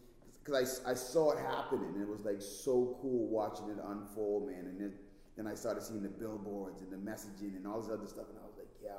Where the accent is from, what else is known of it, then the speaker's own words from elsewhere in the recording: Bahamas; now in United States; I'm originally from the Bahamas, so like my accent was super strong.